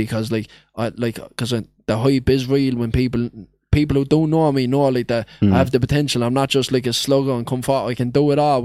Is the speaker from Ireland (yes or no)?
yes; Limerick, Munster, Ireland; That's my hometown.